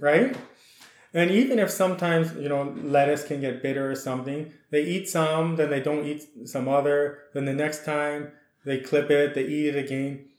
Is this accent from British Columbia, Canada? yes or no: no; Saskatchewan, Canada; moved away as an adult; also born or lived in Alberta / Washington / California / Guatemala; with a Ukrainian heritage, I was born in Alberta, then we moved to Saskatchewan